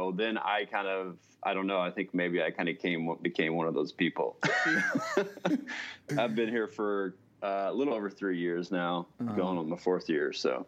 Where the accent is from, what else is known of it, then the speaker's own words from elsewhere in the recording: Texas, United States; now in Alaska, United States; So I actually live in Alaska, but I'm from Texas originally.